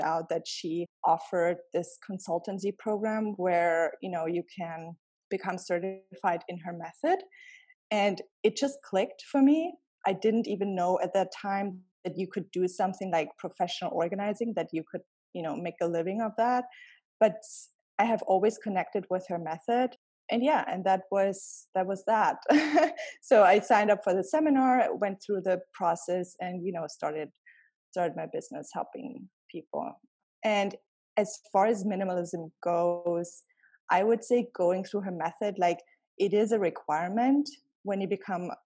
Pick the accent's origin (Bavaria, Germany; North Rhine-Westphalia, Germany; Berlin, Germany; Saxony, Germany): Bavaria, Germany; around Munich; moved away as an adult; also born or lived in Cleveland, Ohio; now in New York City, United States; I grew up around the city of Munich, and I came to the United States about 10 years ago